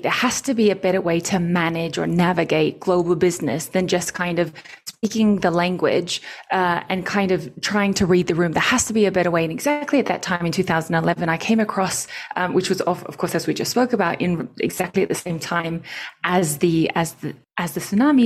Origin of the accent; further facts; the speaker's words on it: Australia; moved away as an adult; also born or lived in Japan; now in Mexico; born and raised in Australia